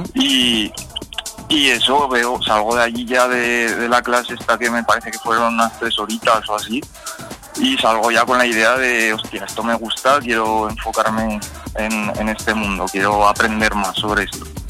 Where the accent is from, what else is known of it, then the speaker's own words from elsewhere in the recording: Fuentes de Ebro, Aragon, Spain; estoy aquí en Fuentes de Ebro, en mi pueblo